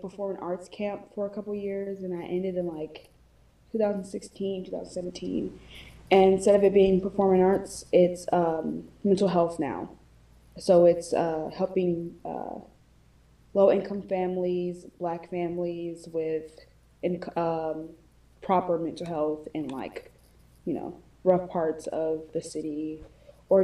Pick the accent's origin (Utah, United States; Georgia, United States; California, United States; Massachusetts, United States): Georgia, United States; I'm from Georgia.